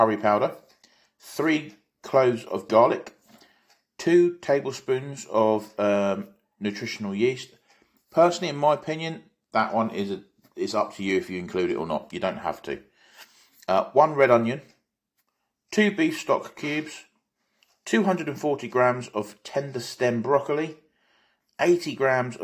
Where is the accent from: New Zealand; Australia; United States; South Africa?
South Africa; moved away; Originally, I come from South Africa